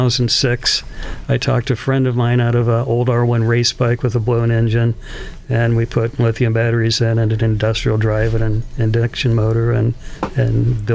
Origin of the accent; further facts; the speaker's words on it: Iowa, United States; I grew up in Iowa. My mm-hmm. parents had a house in the country